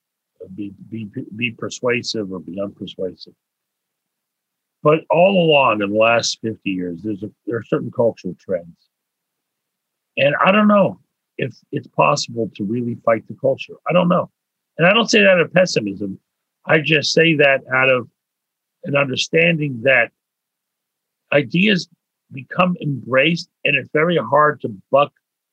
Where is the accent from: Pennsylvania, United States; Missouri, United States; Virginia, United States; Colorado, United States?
Pennsylvania, United States; Pittsburgh; moved away as an adult; now in Montreal, Canada; I was born in Pittsburgh